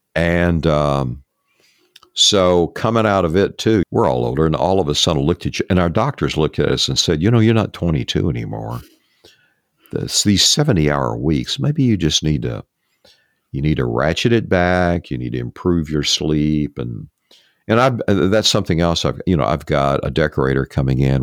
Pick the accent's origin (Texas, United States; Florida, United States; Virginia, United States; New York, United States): Texas, United States; East; I grew up in East Texas